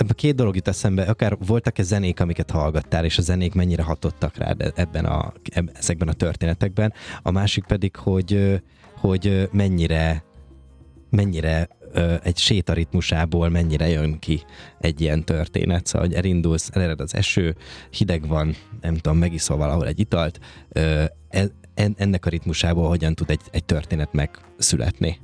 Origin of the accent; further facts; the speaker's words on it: Békéscsaba, Békés, Hungary; now in Budapest, Hungary; én Békés Csabai vagyok